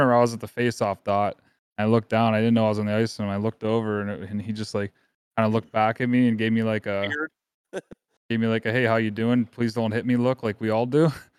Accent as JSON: {"language": "English", "town": "Pittsburgh", "region": "Pennsylvania", "country": "United States", "tie": "born or raised there", "said": "Growing up in Pittsburgh."}